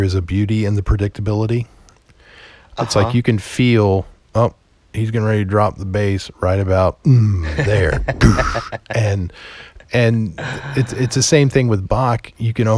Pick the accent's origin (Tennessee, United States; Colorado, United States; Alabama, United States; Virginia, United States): Virginia, United States; Roanoke; my hometown.